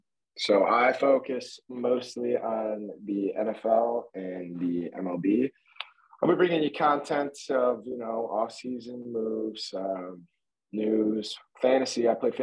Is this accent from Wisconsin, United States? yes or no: no; Chicago suburbs, Illinois, United States; I am also from the Chicago suburbs.